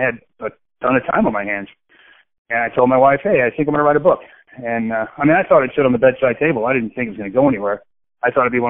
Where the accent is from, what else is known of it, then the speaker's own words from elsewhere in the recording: Okinawa, Japan; born there; I was born in Okinawa, Japan, because my dad was in Vietnam on a military base.